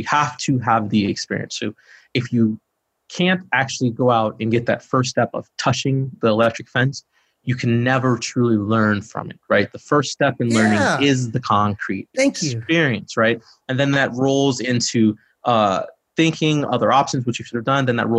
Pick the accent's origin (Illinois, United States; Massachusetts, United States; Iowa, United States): Illinois, United States; Chicago; dude, I'm from Chicago.